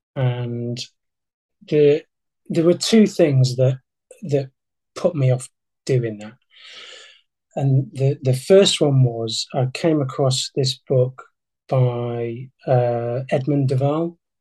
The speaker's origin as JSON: {"language": "English", "region": "Yorkshire and the Humber", "country": "United Kingdom", "said": "I'm a Yorkshireman"}